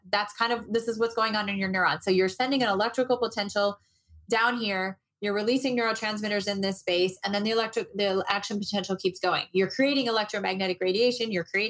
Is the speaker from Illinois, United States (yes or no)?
yes; Moline, Illinois, United States; also born or lived in Berkeley / Chicago; now in Arizona, United States; I moved to Arizona. I grew up in the Midwest. I grew up in Moline, Illinois, and I felt just like everybody else feels there about mid-February.